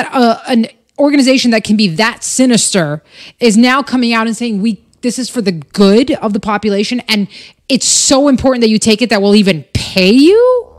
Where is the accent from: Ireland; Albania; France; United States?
Albania; born there; But yeah, I was born in 1984 in Albania.